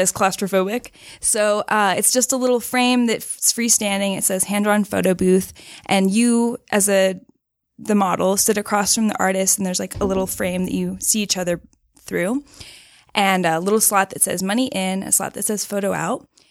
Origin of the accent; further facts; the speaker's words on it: Austin, Texas, United States; I grew up in Austin, Texas, which is kinda like the hippie city of Texas